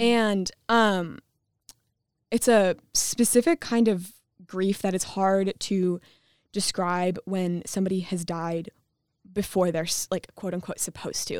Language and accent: English; Michigan, United States; I'm from Michigan